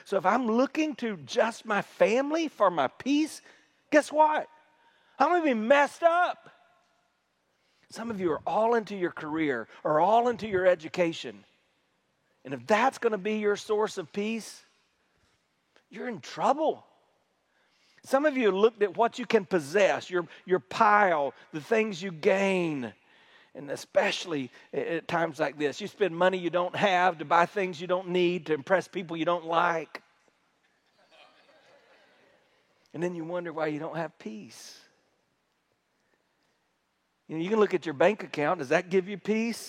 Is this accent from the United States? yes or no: yes; South Carolina, United States; we're from South Carolina. If I know with my accent, you probably assumed I was from New York, but I'm from South Carolina